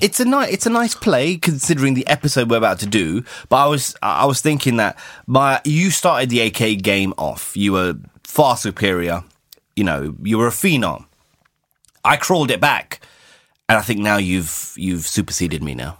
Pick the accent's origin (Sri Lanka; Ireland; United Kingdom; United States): United Kingdom; I'm British